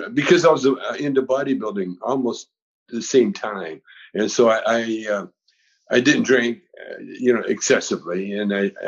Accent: Vancouver, British Columbia, Canada; moved away as an adult; now in United States; We used to sneak down to America from Vancouver

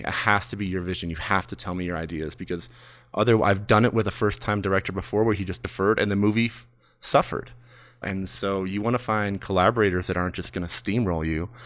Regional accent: Michigan, United States; also born or lived in Mount Washington, Los Angeles; now in Los Angeles, United States; I'm from Michigan

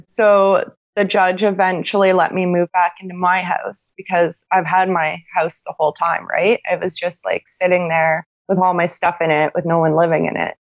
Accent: Sarnia, Ontario, Canada; I'm from Sarnia, Ontario, Canada.

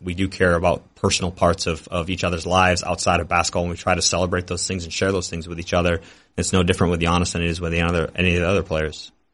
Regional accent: Detroit, Michigan, United States; moved away as an adult; now in Milwaukee, United States; I wanted to work for my hometown team. And so it was a dream come true to be an intern for the Pistons

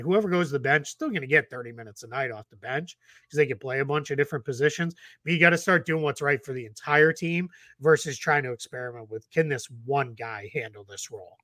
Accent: Boston, Massachusetts, United States; growing up in Boston

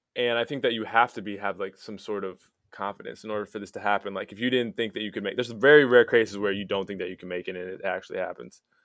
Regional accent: United States; moved away; also born or lived in Palos Verdes, California / Saint Charles, Illinois; I grew up in, uh, Palos Verdes

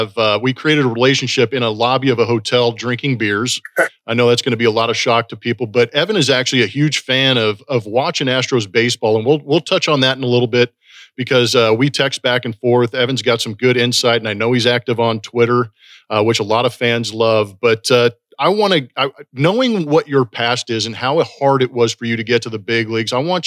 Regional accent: Los Angeles, California, United States; I grew up in the LA area

